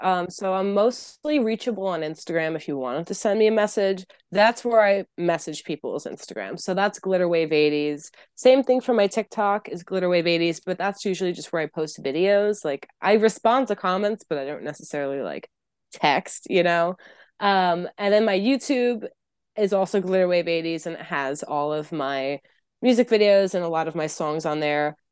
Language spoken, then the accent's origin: English; New York City, New York, United States; I'm from New York City